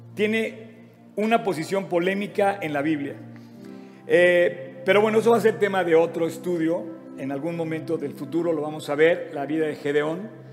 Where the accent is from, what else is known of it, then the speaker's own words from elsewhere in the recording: Mexico; aquí en México pisando esta nación donde tú permitiste que naciéramos